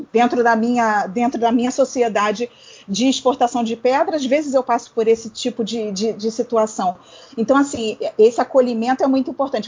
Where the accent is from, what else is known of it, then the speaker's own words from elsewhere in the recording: Rio de Janeiro, Brazil; Eu sou do Rio